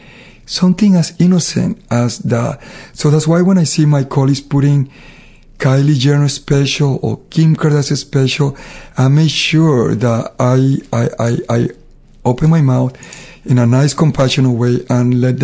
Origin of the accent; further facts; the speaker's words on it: Panama; now in United States; I was very dark because I grew up in Panama. So I always felt that I was ugly because I was dark and I was high from the sun and you know, I had to walk to school miles. So I was dark because I lived in the Caribbean. When I moved to United States, I got lighter.